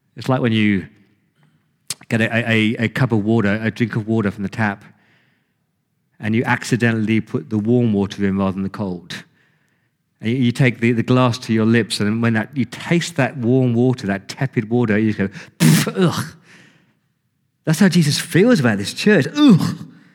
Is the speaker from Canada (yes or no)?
no; England, United Kingdom; I'm English